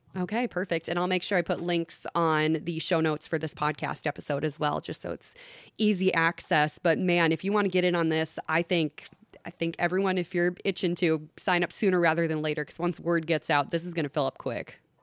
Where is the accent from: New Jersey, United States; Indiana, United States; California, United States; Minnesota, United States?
Minnesota, United States; Long Prairie; I grew up in Long Prairie. I'm very familiar with the Christie House and that neck of the woods.